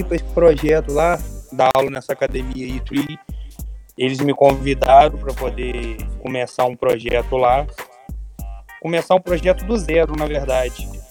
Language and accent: Portuguese; Campos dos Goytacazes, Rio de Janeiro, Brazil; eu sou de Campos, dos Goitacás, estado do Rio de Janeiro